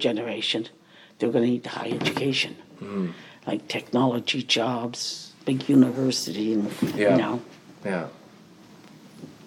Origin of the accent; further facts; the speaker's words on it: Baden, Ontario, Canada; also born or lived in New Brunswick; I was born in Baden. I lived here, and I left home 15